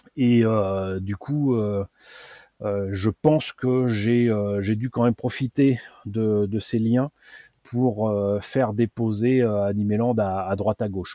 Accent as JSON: {"language": "French", "town": "Paris", "region": "Île-de-France", "country": "France", "tie": "born or raised there", "said": "à côté de chez moi à Paris, il y avait les, les puces de Montreuil"}